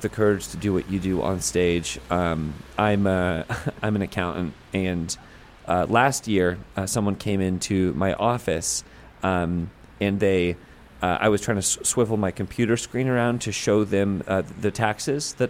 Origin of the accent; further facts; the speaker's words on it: Chicago, Illinois, United States; I'm from Chicago.